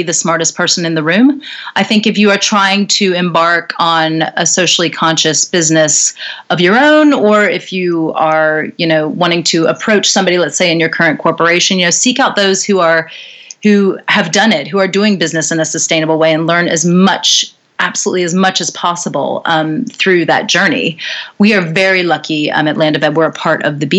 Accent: North Carolina, United States; also born or lived in New York City, United States; now in London, United Kingdom; I come from North Carolina, originally in the United States. You can probably hear from my accent that I'm from over there.

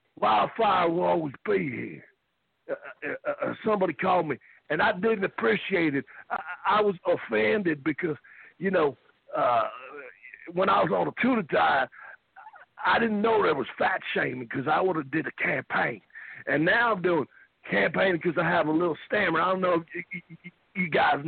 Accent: Hendersonville, Tennessee, United States; I'm from Hendersonville, Tennessee, and I like country music, so.

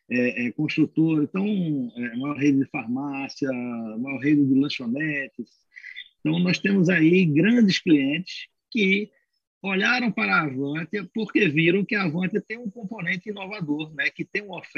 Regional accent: Pernambuco, Brazil; now in São Paulo, Brazil; nós somos oriundos né, de Pernambuco, resolvemos nos estabelecer em São Paulo

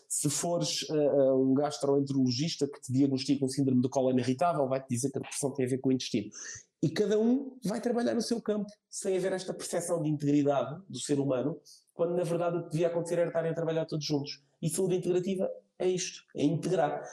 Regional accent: Setúbal, Portugal; moved away as an adult; now in São Brás de Alportel, Portugal; eu sou de Setúbal

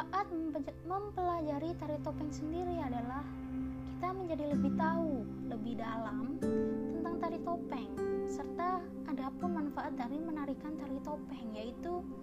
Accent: Malang, East Java, Indonesia; Saya dari Malang, dan saya sekarang duduk di bangku SMA

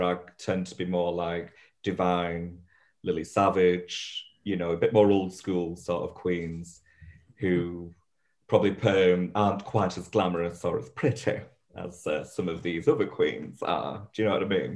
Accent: Bolton, North West England, United Kingdom; moved away; I'm a Boltonian.

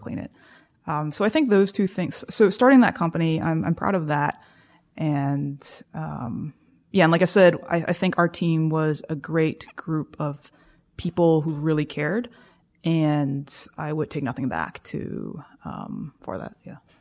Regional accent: South Carolina, United States; moved away; I come from South Carolina

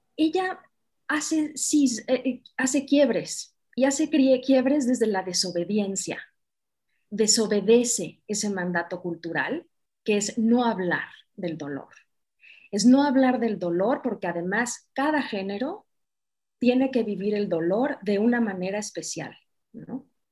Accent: Mexico; aquí, en mi país, en México

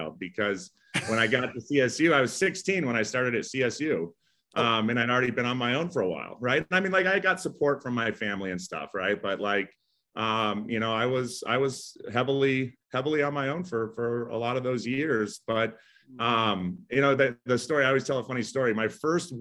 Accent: Aurora, Colorado, United States; I was born in Aurora, Colorado

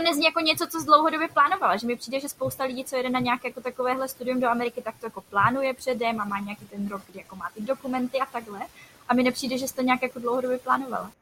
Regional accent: Czechia

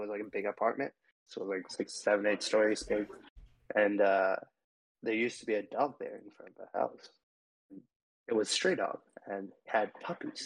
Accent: India; first language Telugu; English is a second language; moved away as an adult; also born or lived in New Zealand / Connecticut; now in United States; Because I grew up in India, like I actually lived there

